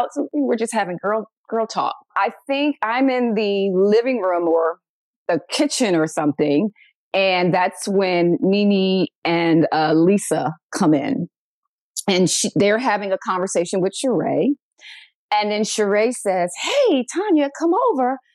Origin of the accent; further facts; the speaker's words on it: Philadelphia, Pennsylvania, United States; I'm from Philly. Okay. Oh. And so being from Philly, you know, we're very quick witted